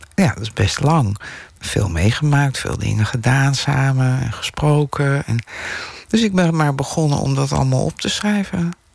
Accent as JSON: {"language": "Dutch", "town": "Delft", "region": "South Holland", "country": "Netherlands", "tie": "born or raised there", "moved": "yes", "lives_now": "Amsterdam, Netherlands", "said": "ik ben in Delft opgegroeid"}